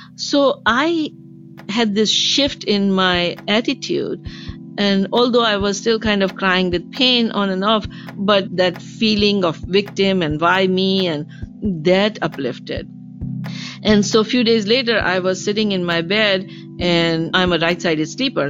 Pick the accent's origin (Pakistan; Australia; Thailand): Pakistan; now in Seattle, United States; a 19 year old Pakistani girl.